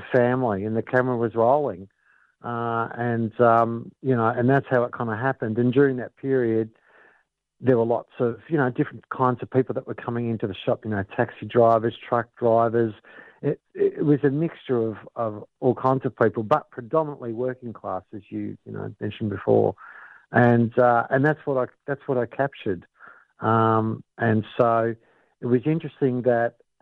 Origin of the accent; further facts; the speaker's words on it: Brunswick, Victoria, Australia; I grew up in Brunswick, and without giving away my age, but I grew up in Brunswick, you know, kind of during the 70s and the 80s.